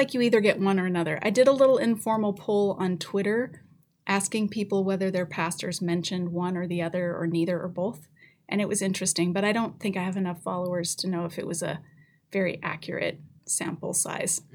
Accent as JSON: {"language": "English", "region": "Colorado", "country": "United States", "tie": "born or raised there", "moved": "yes", "lives_now": "Canada", "said": "grew up in Colorado"}